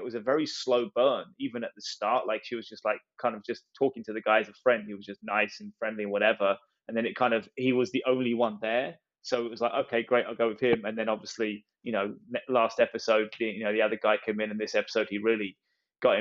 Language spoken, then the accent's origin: English; England, United Kingdom; as an English person